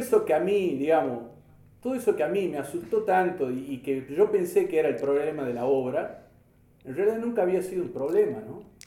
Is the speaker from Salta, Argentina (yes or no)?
yes; Salta, Argentina; como sociedad argentina, como sociedad salteña